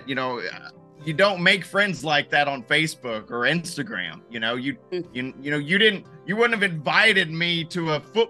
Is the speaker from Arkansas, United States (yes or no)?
yes; Arkansas, United States; I'm from Arkansas, so I'm a huge Razorback fan